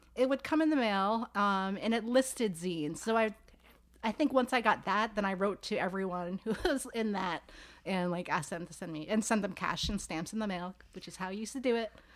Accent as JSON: {"language": "English", "town": "New York City", "region": "New York", "country": "United States", "moved": "yes", "lives_now": "Philadelphia, United States", "said": "I'm from New York City."}